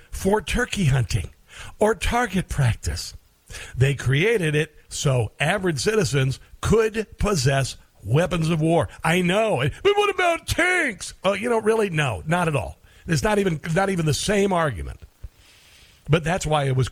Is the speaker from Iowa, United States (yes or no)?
yes; Iowa, United States; moved away; also born or lived in Omaha, Nebraska; I grew up in Iowa